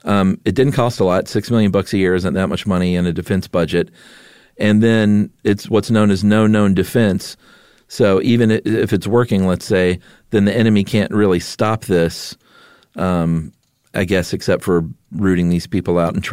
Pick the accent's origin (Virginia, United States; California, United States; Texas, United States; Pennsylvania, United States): Pennsylvania, United States; Philadelphia; I grew up in the Kensington neighborhood of Philadelphia. It's one of the largest drug markets in the world, most of which is heroin.